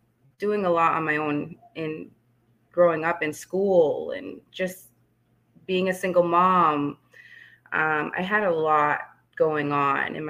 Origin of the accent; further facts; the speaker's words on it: Leominster, Massachusetts, United States; also born or lived in Fitchburg, Massachusetts; I was born in Fitchburg, Massachusetts, and raised in Leominster